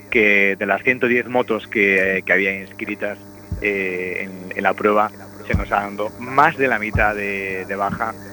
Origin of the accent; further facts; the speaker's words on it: Galicia, Spain; no es que intente pecar de vanidad o de falsa humildad cuando digo con Galicia, porque yo soy gallego de pro